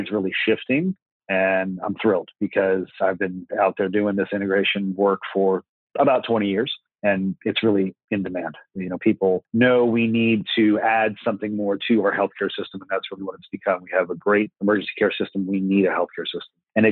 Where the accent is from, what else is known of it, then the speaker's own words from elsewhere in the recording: Florida, United States; I'm from Florida, hometown, and I've done all my schooling here